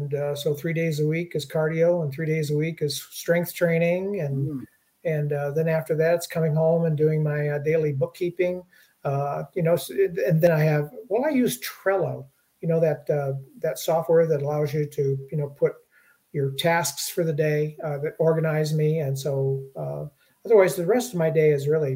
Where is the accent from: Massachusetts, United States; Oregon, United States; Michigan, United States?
Michigan, United States; Detroit; I grew up in Detroit